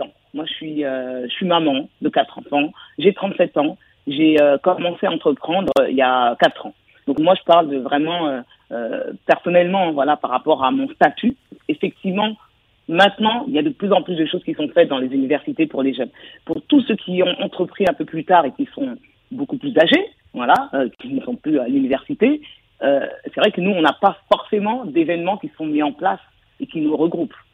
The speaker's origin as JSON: {"language": "French", "country": "France", "said": "je suis française"}